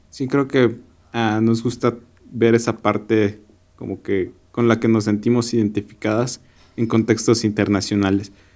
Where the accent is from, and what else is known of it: Mexico